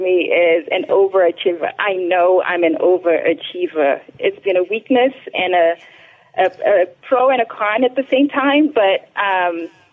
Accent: Zimbabwe; also born or lived in Dallas; now in United States; I am originally from Zimbabwe. I come from a small family, middle class maybe, family in Zimbabwe

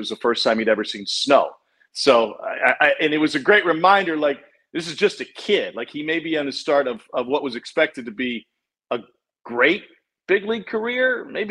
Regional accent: Columbia, Missouri, United States; moved away; growing up in Columbia, Missouri, a college town

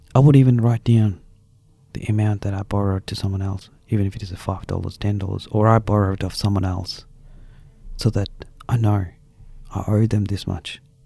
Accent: India; moved away as an adult; now in Australia; I came from India, from a common family.

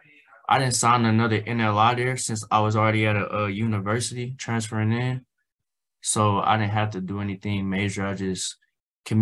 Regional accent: Tulsa, Oklahoma, United States; also born or lived in Arkansas / New Mexico; my hometown here in Tulsa

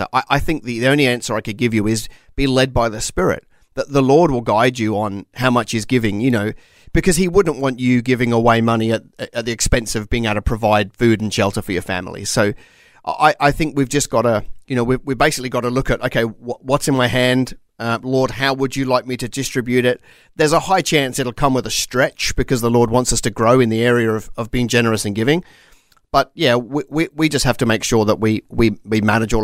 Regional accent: Australia; As an Australian

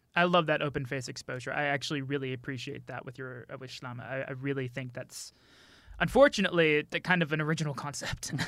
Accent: Austin, Texas, United States; moved away; I'm from Austin

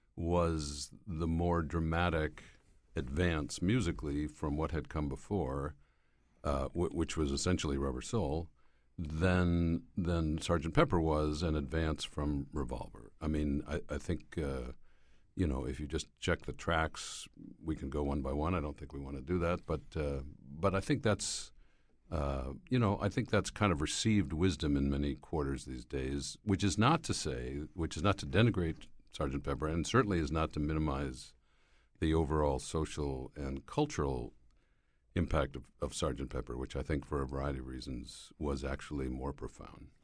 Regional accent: Schenectady, New York, United States; moved away; my hometown of Schenectady, New York

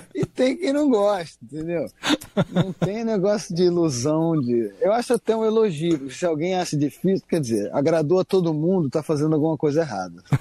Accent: Rio de Janeiro, Brazil; Eu, como cresci pegando onda aqui no Rio de Janeiro

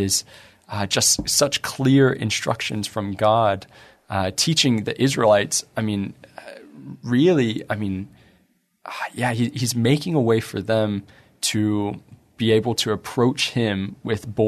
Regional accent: United States; we're American

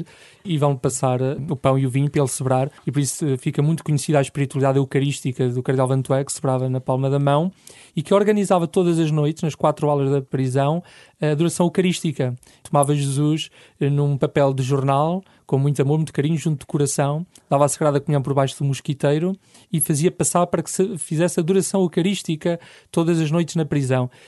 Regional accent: Lamego, Norte, Portugal; moved away as an adult; also born or lived in Lisbon / Caparica / Setúbal; Sou natural de Lamego, onde nasci e cresci aos pés da Senhora dos Remédios

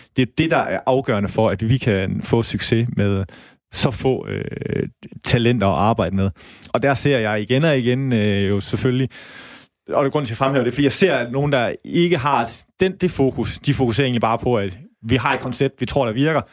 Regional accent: Holstebro, Central Denmark Region, Denmark; now in Aarhus, Denmark; jeg kommer selv fra Holstebro

